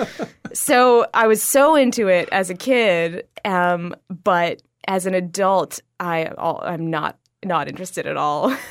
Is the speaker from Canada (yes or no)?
yes; Ottawa, Ontario, Canada; now in Toronto, Canada; I grew up in Ottawa, Ontario